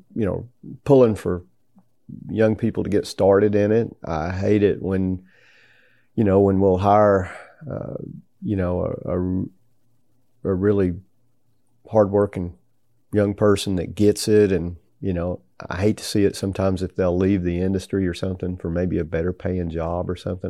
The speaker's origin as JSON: {"language": "English", "region": "Tennessee", "country": "United States", "tie": "born or raised there", "said": "growing up in Tennessee"}